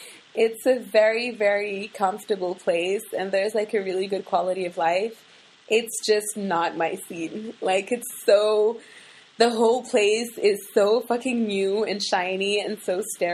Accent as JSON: {"language": "English", "country": "Morocco", "tie": "born or raised there", "also_born_or_lived": "United States / Russia / Sudan / Paris, France", "moved": "as an adult", "said": "Okay, so I was born in Morocco, lived in the States for a bit, lived in Russia for a bit. I think we were in Sudan for like a year, went back to Morocco. That's where I did most of my schooling, high school, college, all of that."}